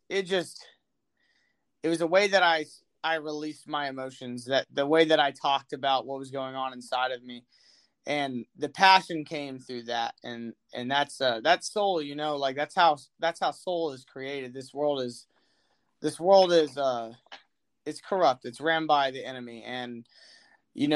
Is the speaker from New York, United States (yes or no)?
no; Austin, Texas, United States; I'm from Austin, Texas